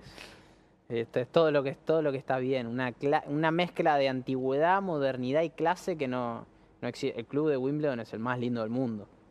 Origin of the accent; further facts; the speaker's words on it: Argentina; acá el argentino es muy, muy patriota.